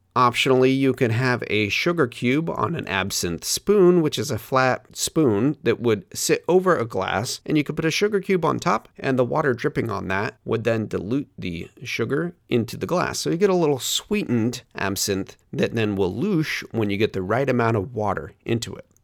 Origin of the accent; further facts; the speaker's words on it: Hood River, Oregon, United States; my hometown distillery, Hood River Distillers